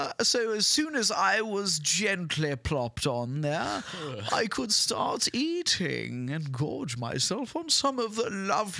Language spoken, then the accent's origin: English; United Kingdom; I am a British man